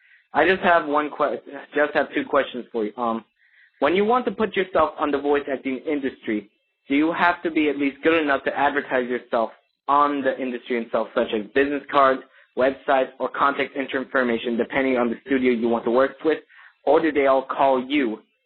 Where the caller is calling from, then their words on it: Ladyville, Belize District, Belize; I'm calling from Ladyville, Belize.